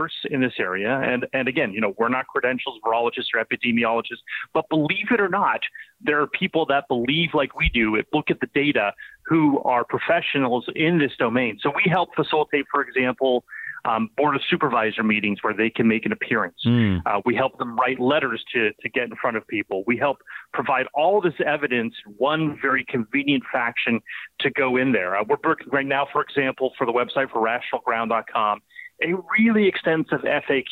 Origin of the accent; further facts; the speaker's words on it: the Bay Area, California, United States; moved away; The Bay Area, my hometown there